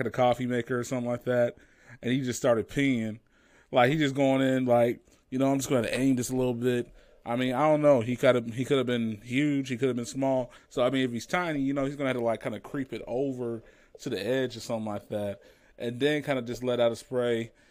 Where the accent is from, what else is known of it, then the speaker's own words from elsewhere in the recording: United States; I'm an American